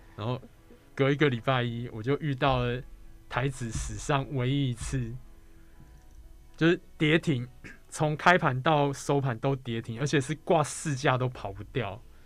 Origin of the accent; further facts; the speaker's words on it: Taiwan; 毕竟我是台湾人嘛，所以说读中文这件事对我来说比较轻松啊